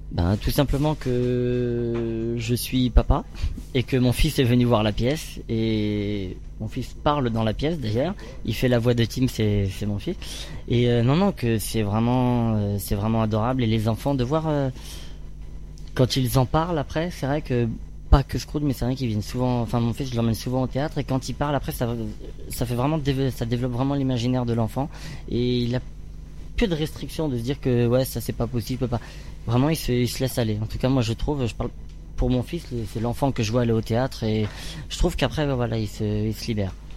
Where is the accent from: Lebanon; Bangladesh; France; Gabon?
France; Orléans region, Centre-Val de Loire; moved away as an adult; j'ai grandi dans la région d'Orléans